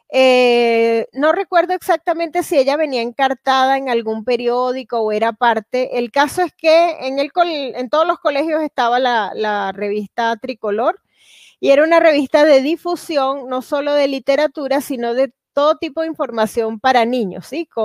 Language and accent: Spanish; Venezuela; moved away as an adult; cuando me vine de, de Venezuela, solo pude traer algunos libros y realmente ha sido muy difícil para mí volver para traer otras cosas.